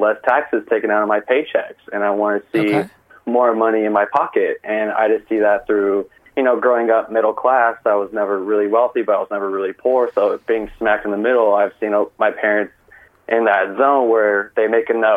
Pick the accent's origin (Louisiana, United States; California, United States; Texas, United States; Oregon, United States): California, United States; moved away as an adult; now in Tempe, United States; I'm born and raised in California, but currently I'm attending Arizona State. So I'm in Tempe, Arizona